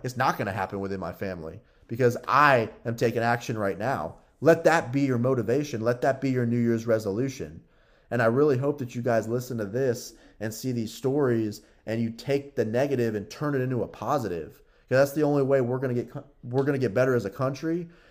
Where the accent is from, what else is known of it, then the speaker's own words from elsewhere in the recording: United States; we, as American citizens